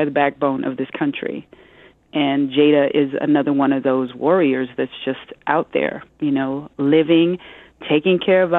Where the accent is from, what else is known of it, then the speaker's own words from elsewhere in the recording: Omaha, Nebraska, United States; now in New York, United States; I'm a Midwesterner, too, because I come from Omaha, Nebraska